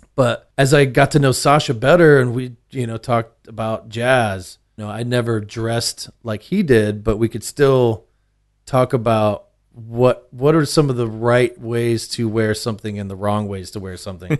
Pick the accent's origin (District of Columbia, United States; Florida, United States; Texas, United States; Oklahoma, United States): Texas, United States; Austin; I grew up, uh, central Austin